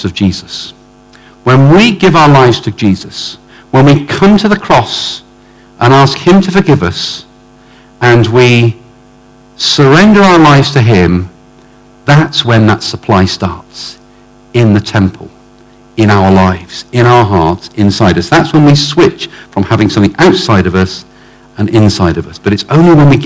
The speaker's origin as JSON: {"language": "English", "town": "Oxford", "region": "South East England", "country": "United Kingdom", "said": "I come from Oxford"}